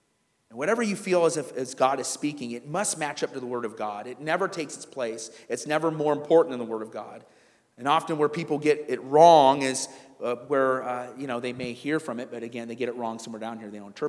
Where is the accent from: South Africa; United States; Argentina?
South Africa; I'm from South Africa."